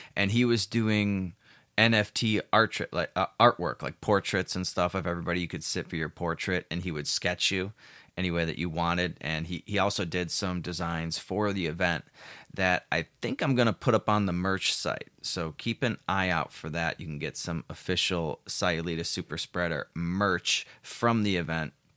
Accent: Chicago, Illinois, United States; moved away as an adult; now in Puerto Vallarta, Mexico; I'm from Chicago originally. I still have a place there.

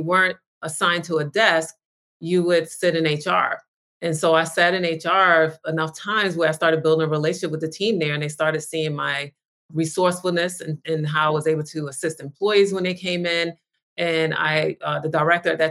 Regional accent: New York, United States; now in Los Angeles, United States; I live in Los Angeles, but I'm originally from New York

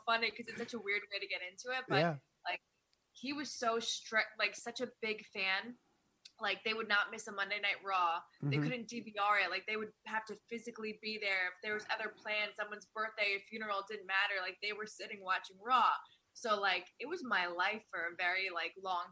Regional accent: Poughkeepsie, New York, United States; moved away as an adult; I was raised Poughkeepsie until I was like 20 years old

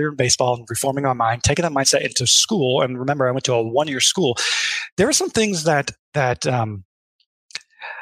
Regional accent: Midwest, United States; I grew up in the Midwest

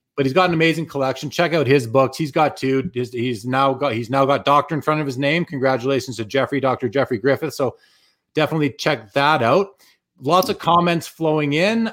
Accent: Winnipeg, Manitoba, Canada; now in Calgary, Canada; I'm originally from Winnipeg. I live in Calgary now, but I left. I left Winnipeg just after the well, not just after the Jets left in 96, I left in 02

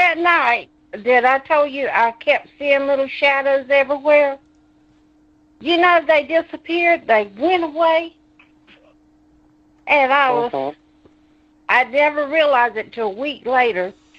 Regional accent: Conway, South Carolina, United States; I'm from Conway, South Carolina.

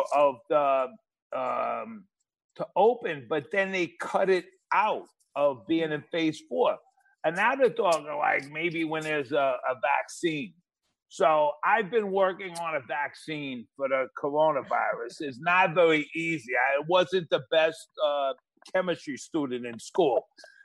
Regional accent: New York City, New York, United States; I'm a Flatbush guy, Brooklyn

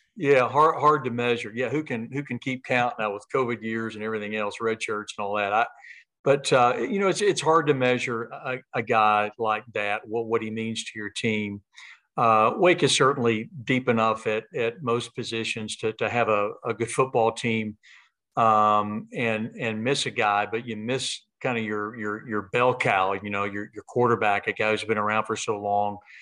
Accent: Knoxville, Tennessee, United States; moved away; born and raised in Knoxville, parents still there

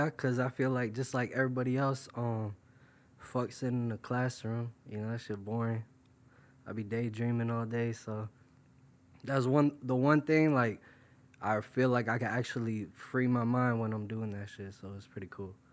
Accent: New York, United States; also born or lived in Florida; I'm from originally. I'm from New York. Um, right now I live in Florida. Um, my parents they they got divorced when I was real young, so it kind of shifted me between the two states.

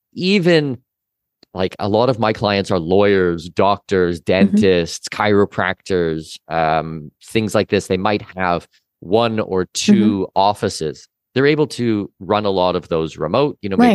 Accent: Canada; As I said, I'm Canadian citizen, Danish mm-hmm. heritage.

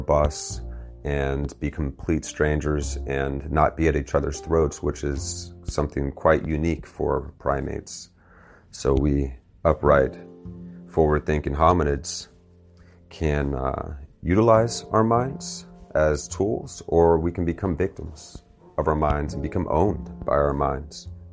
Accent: Martinsburg, West Virginia, United States; my hometown of Martinsburg, West Virginia here

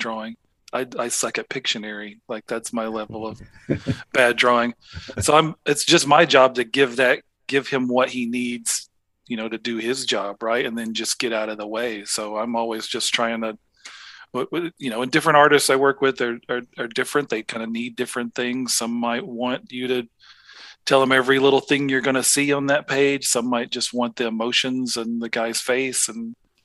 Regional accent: Jasper, Alabama, United States; the second most famous guy from Jasper, Alabama, my hometown.

